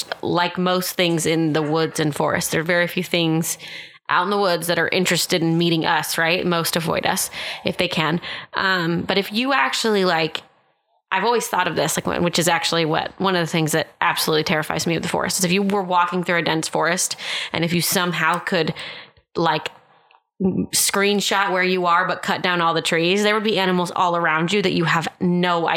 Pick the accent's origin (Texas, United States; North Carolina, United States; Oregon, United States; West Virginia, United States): Texas, United States; Austin; I grew up in Austin, Texas